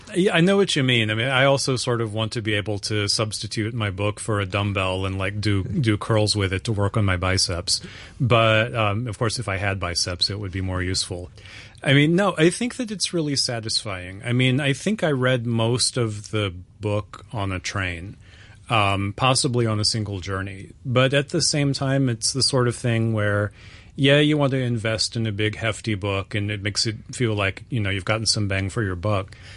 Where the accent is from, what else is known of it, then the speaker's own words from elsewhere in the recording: United States; I'm American